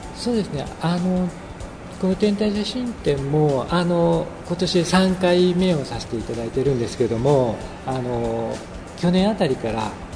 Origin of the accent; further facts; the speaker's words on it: Hidaka, Hyogo, Japan; 日高町東河内っていうところです